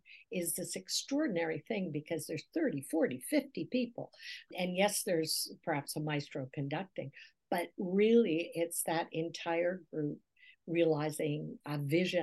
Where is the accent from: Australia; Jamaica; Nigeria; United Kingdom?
United Kingdom; Scotland; now in Canada; as a Scot, as someone born in Scotland